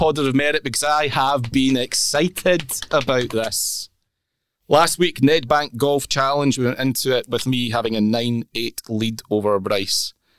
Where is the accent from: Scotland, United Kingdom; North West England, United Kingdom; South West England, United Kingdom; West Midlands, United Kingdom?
Scotland, United Kingdom; we're Scottish